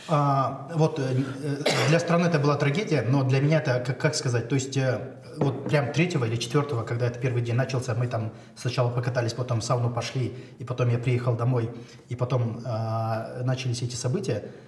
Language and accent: Russian; Shymkent, Kazakhstan; я сам родом из Шимкента